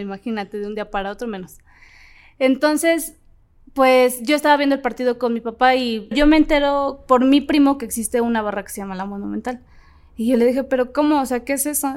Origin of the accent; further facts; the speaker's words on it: Ecatepec, State of Mexico, Mexico; el barrio de Catepec, que es de donde yo soy